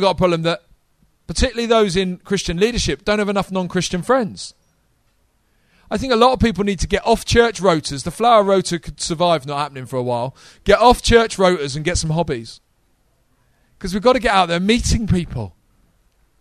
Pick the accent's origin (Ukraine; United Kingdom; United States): United Kingdom; we're not American